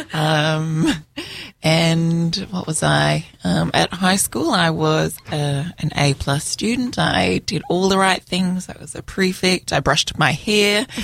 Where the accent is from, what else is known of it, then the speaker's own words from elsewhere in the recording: Melbourne, Victoria, Australia; I was born in Melbourne